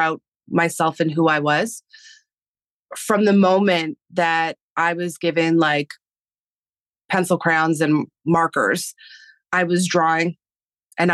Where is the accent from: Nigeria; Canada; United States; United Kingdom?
Canada; first language Spanish; English is a second language; being in Canada and living in a European household and my first language being Spanish and then having to switch to English when school started